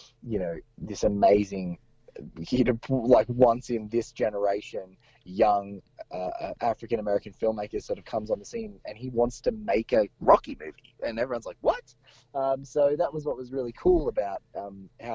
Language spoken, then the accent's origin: English; Australia; as an Australian person